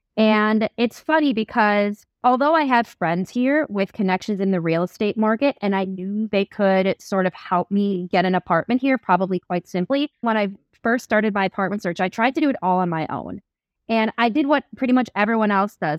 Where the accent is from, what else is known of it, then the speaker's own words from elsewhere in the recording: Midwest, United States; moved away as an adult; also born or lived in New York City; now in Lisbon, Portugal; I'm a born and raised Midwesterner